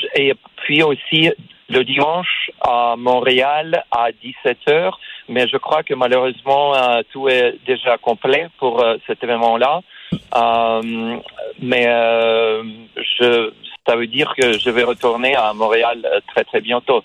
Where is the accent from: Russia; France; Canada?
Russia; first language Russian; French is a second language; now in United States; je suis né en Russie, j'ai euh, passé la plupart de ma vie aux États-Unis. J'ai venu, je suis venu euh, aux États-Unis euh, plus de 30 ans, il y a plus de 30 ans